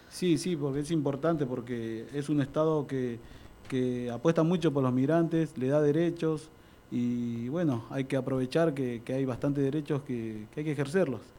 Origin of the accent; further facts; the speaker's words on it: Buenos Aires Province, Argentina; also born or lived in Mendoza / Lomas de Zamora; yo nací en Mendoza, eh, y bueno, me crié acá en Buenos Aires